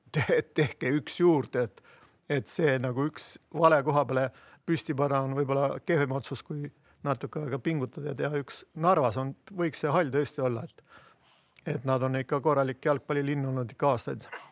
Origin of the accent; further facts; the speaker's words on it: Viljandi, Viljandi County, Estonia; ma olen Viljandist